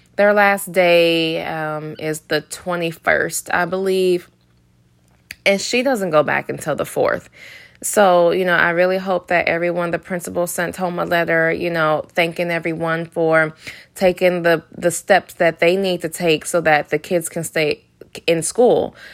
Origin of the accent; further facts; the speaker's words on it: Detroit, Michigan, United States; moved away; I'm from Detroit